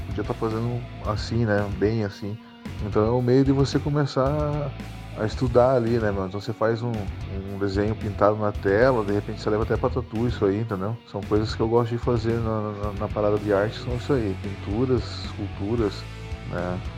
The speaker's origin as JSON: {"language": "Portuguese", "area": "near Tatuí", "region": "São Paulo", "country": "Brazil", "tie": "born or raised there", "moved": "yes", "lives_now": "Pinhais, Brazil", "said": "eu fui para Tatuí, em São Paulo, participar da convenção também, que é perto da minha terrinha lá onde eu morava"}